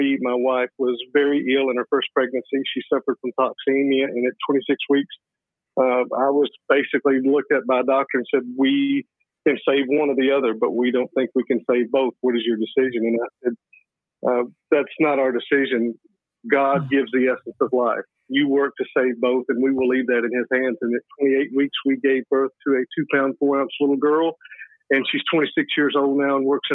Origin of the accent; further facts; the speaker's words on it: Obion, Tennessee, United States; I am from Northwest Tennessee. I was born and raised here in Obion County, outside of a little town called Obion.